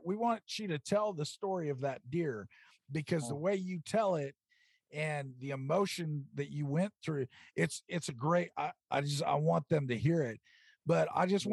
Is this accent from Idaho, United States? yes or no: no; Oregon, United States; right here in my home state of Oregon